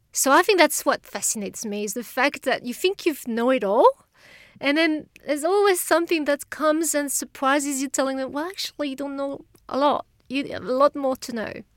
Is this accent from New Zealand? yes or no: no; France; accent: French; English is a second language; moved away as an adult; now in Australia; I, I come from France, but you can tell from the accent, I'm sure